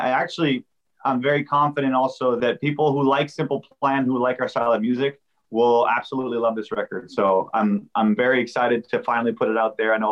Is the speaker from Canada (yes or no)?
yes; Montreal, Quebec, Canada; now in California, United States; Yeah, I'm, I'm from Montreal